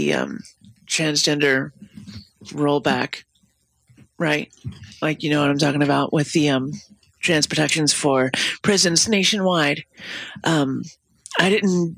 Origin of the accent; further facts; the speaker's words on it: the South, United States; now in Minnesota, United States; I'm from the South